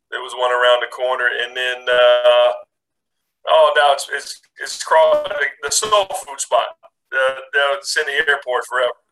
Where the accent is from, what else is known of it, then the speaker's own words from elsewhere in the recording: Indianapolis, Indiana, United States; when we were kids growing up in Indianapolis.